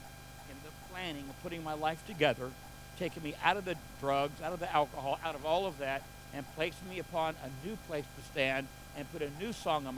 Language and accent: English; United States; I was born and raised here in the United States